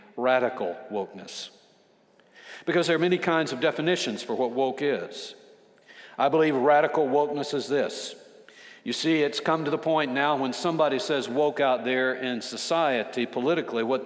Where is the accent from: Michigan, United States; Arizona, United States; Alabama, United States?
Alabama, United States; I'm from Alabama. I'm 72 years old